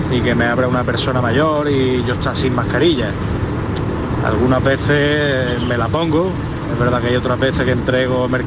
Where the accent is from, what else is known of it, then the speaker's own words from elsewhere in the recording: Málaga, Andalusia, Spain; de Málaga.